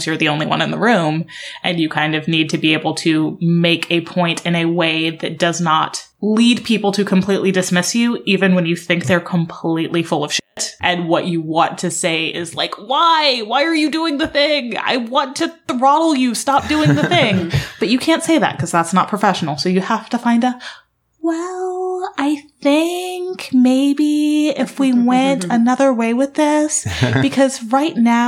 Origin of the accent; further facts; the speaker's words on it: Alabama, United States; moved away; I grew up in Alabama in a town that's kind of an even mix of Black and white